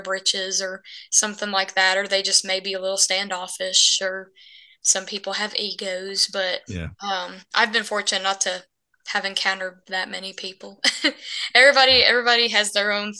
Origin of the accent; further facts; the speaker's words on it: Bluefield, Virginia, United States; moved away as an adult; now in Nashville, United States; I was born and raised in Bluefield, Virginia.